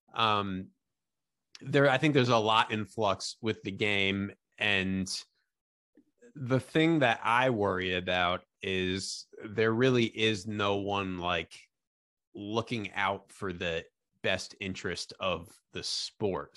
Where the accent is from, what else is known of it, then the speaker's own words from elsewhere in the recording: Albany, New York, United States; I'm from, I'm from Albany, New York